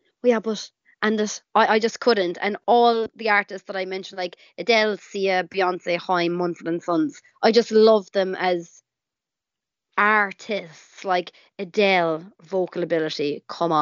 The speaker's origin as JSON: {"language": "English", "town": "Cork", "region": "Munster", "country": "Ireland", "tie": "born or raised there", "said": "growing up in Ireland"}